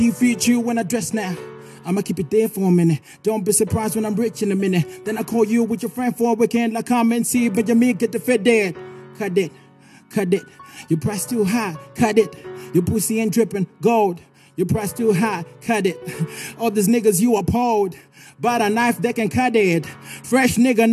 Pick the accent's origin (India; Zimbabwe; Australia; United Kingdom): Zimbabwe; I come from Tinwald.